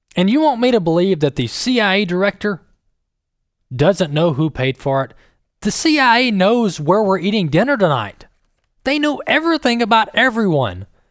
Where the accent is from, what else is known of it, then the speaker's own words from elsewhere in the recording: Mississippi, United States; my home state of Mississippi